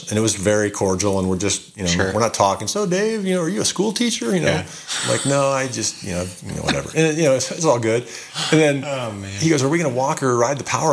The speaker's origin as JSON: {"language": "English", "town": "Denver", "region": "Colorado", "country": "United States", "tie": "born or raised there", "said": "Growing up in Denver"}